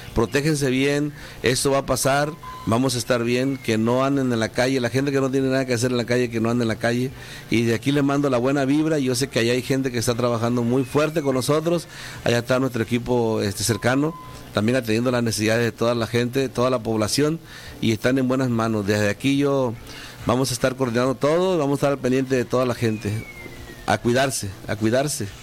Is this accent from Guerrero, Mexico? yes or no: yes; Marquelia, Guerrero, Mexico; now in Los Cabos, Mexico; de Marquelia Guerrero ese es mi municipio